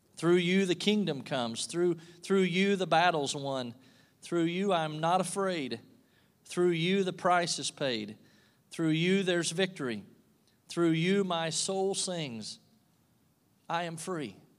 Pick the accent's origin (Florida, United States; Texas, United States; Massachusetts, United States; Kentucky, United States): Kentucky, United States; moved away as an adult; now in Pittsfield, United States; I'm from Kentucky